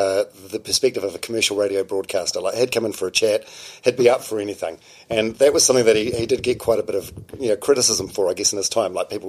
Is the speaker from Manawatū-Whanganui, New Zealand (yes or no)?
yes; Palmerston North, Manawatū-Whanganui, New Zealand; I was growing up in Palmerston North in the 80s